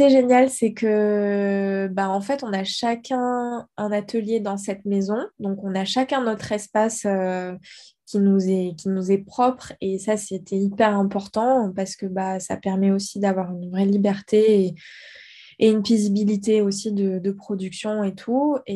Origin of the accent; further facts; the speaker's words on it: Guadeloupe, France; also born or lived in South-West France; j'ai vécu dix ans en Guadeloupe, donc finalement, j'ai pas non plus vraiment. Enfin, j'ai grandi en Guadeloupe, en fait, parce que ma mère, elle avait grandi là-bas, enfin, on a beaucoup bougé.